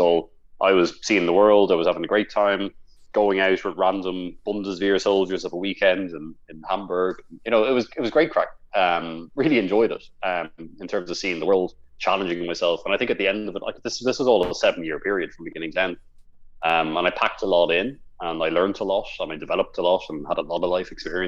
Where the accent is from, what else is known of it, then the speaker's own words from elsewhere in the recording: Dublin, Leinster, Ireland; moved away as an adult; I'm from Dublin